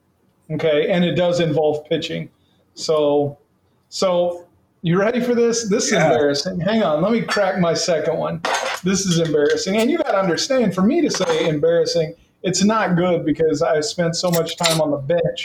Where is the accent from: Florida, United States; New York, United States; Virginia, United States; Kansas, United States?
Kansas, United States; Salina; also born or lived in Wellington, Kansas; I was from Salina, which was like three times the size.